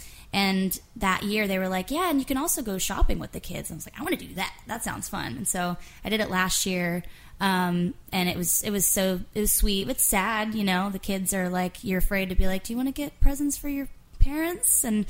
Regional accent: West Palm Beach, Florida, United States; moved away as an adult; We're all from Florida, and I came here first about 5 years ago.

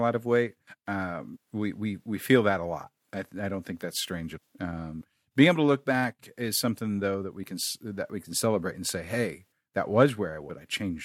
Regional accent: Kansas City, United States; moved away; also born or lived in Texas; I grew up in Kansas City.

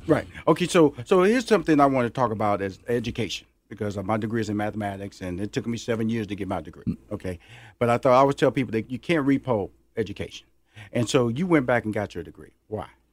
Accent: Houston, Texas, United States; now in Atlanta, United States; I'm from Houston, Texas

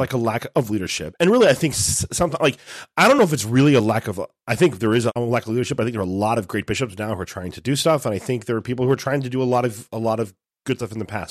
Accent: United States; as American Catholics

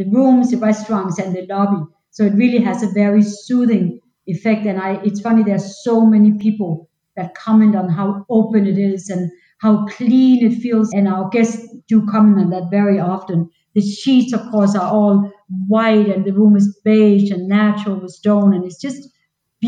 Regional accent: Denmark; now in Orlando, United States; I'm not originally from this country. I'm from Denmark.

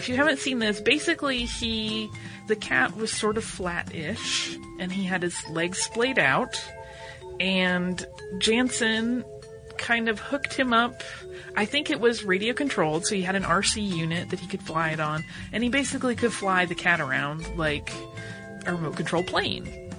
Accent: North Carolina, United States; now in Amsterdam, Netherlands; I'm actually from North Carolina, home of the Wrights, but have been living in Amsterdam for the past 3 years.

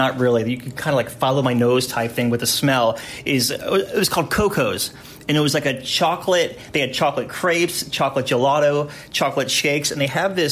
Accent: the South, United States; I did a lot of go-karting growing up in the South

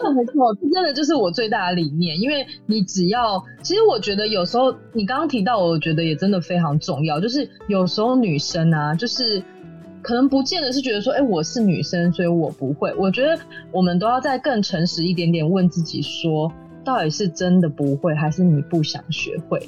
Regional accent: Taiwan; 这是我们生长，这是我们的家，这是我们的故乡。长这个样子，你永远都不会忘记的。

